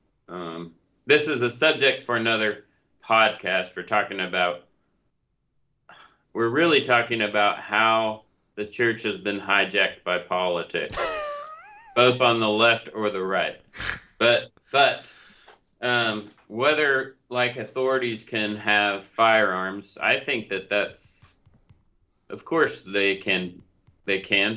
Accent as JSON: {"language": "English", "region": "Oklahoma", "country": "United States", "said": "we're all from Oklahoma"}